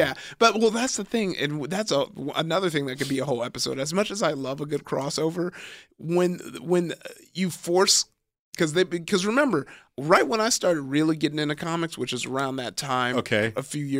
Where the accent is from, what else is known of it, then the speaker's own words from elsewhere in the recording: Nigeria; And then as a Nigerian, once again